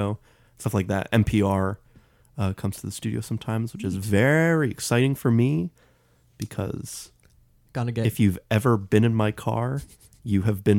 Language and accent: English; Boston, Massachusetts, United States; We're from Boston